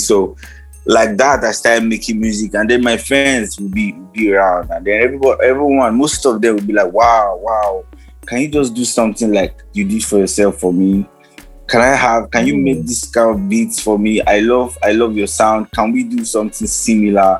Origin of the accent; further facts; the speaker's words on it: Jos, Plateau, Nigeria; I'm from Jos